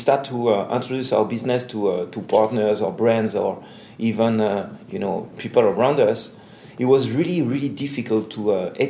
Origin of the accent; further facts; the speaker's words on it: Paris, Île-de-France, France; from Paris, Black Rainbow Agency